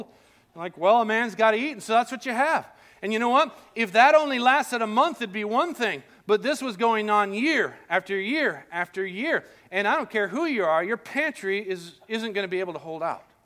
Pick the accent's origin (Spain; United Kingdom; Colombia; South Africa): Colombia; moved away; I grew up in Colombia